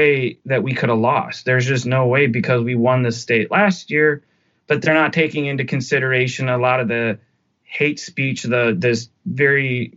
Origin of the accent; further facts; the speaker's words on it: United States; As an American